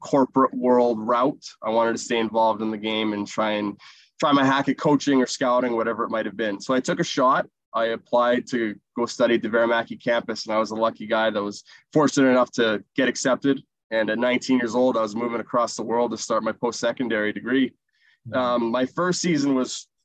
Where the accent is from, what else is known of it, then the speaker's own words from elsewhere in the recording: Calgary, Alberta, Canada; I played a few games of Junior A in Alberta with the Calgary Canucks. It was right in my hometown, so I was right at home